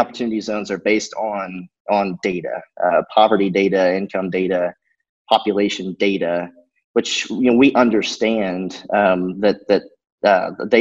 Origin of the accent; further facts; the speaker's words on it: Rushville, Indiana, United States; Rushville, Indiana, which is my hometown.